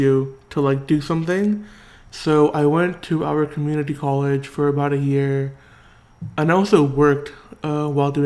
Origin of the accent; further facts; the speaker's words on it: Orange County, California, United States; also born or lived in San Bernardino, California / Martinez, California; I grew up in Orange County